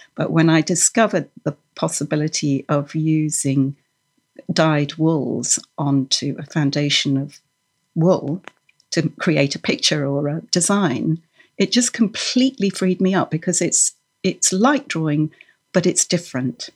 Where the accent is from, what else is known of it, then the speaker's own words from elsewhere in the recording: Norway; moved away; I was born in Norway, and I grew up embroidering with, with wool and knitting the traditional way